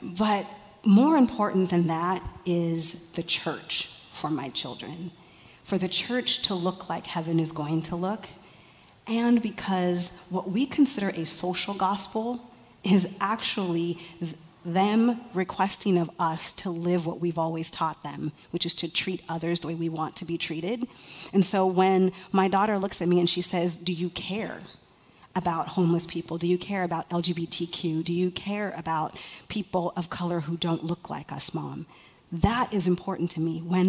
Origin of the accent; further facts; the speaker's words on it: Mountain View, California, United States; As someone who was born and raised in California